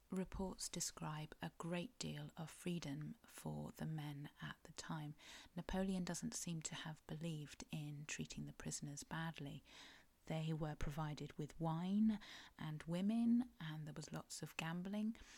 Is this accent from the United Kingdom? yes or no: yes; Cornwall, South West England, United Kingdom; I'm a Cornish writer